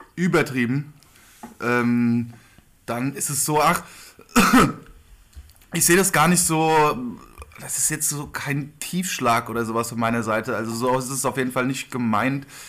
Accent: Hesse, Germany; wir sind keine Stuttgarter. Hessen liegt nicht in Stuttgart

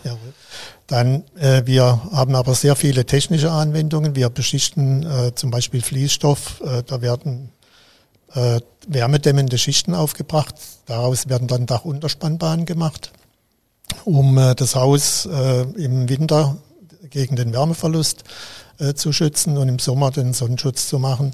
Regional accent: Lahr, Baden-Württemberg, Germany; also born or lived in Karlsruhe / Mainz / Freiburg; ich stamme aus La, gebürtig aus

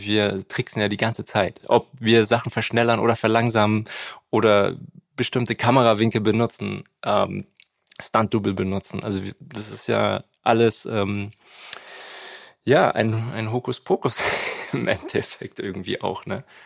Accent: Nuremberg, Bavaria, Germany; also da, wo ich aufgewachsen bin, in Nürnberg

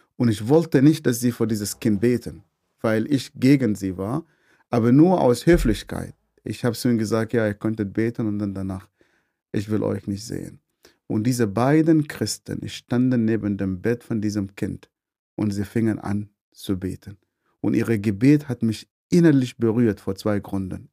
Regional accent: Northern Sudan, Sudan; German is a second language; moved away as an adult; also born or lived in Swabia, Germany; now in Germany; ich komme vom Nordsudan. Ich bin in eine sehr, sehr große Familie geboren.

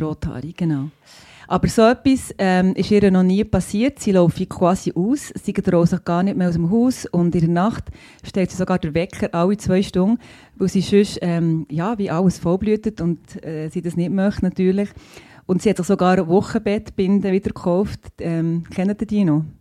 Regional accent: Bern, Switzerland; ich bin auch Bernerin und ähm, Ärztin eben

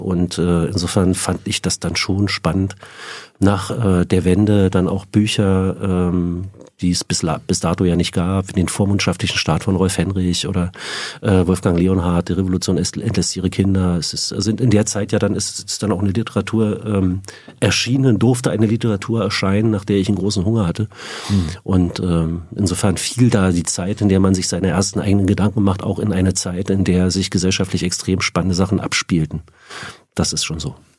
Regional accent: Frankfurt, Brandenburg, Germany; also born or lived in Schwerin; now in Berlin, Germany; Ich bin in Schwerin geboren, ähm, in Frankfurt oder aufgewachsen. 1988 sind meine Eltern nach Berlin gezogen

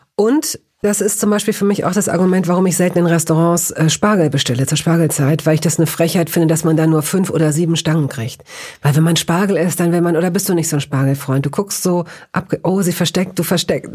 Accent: Northern Germany, Germany; tatsächlich bin ich eher in Norddeutschland groß geworden

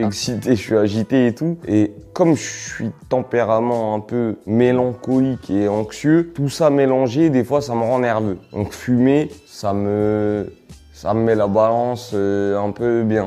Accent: Villeneuve-la-Garenne, Île-de-France, France; also born or lived in Valenton; j'ai grandi à Villeneuve-la-Garenne et à Valenton

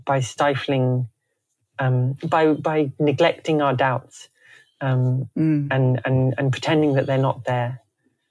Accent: Canterbury, South East England, United Kingdom; moved away; also born or lived in Sydney; I come from Canterbury in Kent, and it was very stable, and a very stable childhood

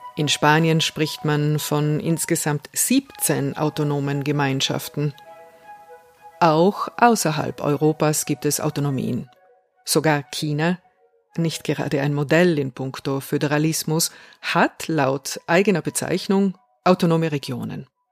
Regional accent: South Tyrol, Trentino-Alto Adige, Italy; Ich bin eine Südtirolerin, die sich in zwei der drei Landessprachen gleichermaßen daheim fühlt

